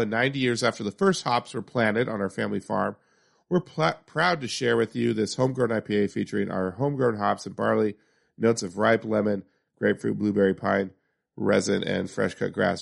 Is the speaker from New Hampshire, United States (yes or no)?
no; Yakima, Washington, United States; my home town of Yakima